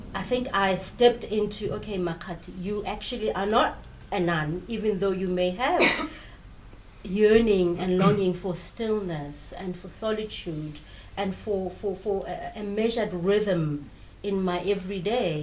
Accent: South Africa; I'm from South Africa

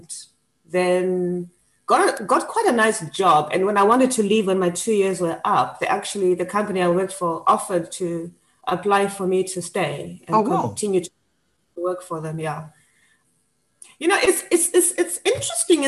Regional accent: Zimbabwe; moved away as an adult; also born or lived in United Kingdom / Canada; now in Cape Town, South Africa; I am Zimbabwean. I was born in Zimbabwe.

